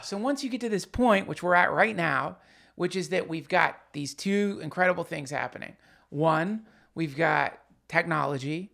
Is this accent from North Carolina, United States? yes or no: yes; Hendersonville, North Carolina, United States; when I was growing up in Hendersonville, North Carolina